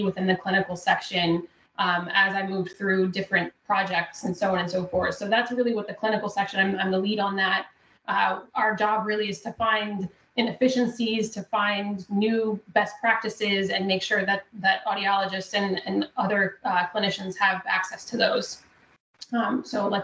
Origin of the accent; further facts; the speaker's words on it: South Louisiana, United States; now in Texas, United States; I'm from South Louisiana originally